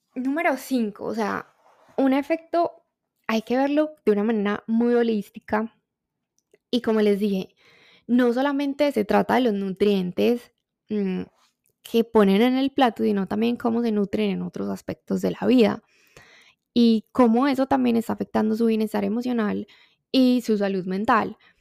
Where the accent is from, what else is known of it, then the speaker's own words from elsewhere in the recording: Colombia; como colombiana me encanta el café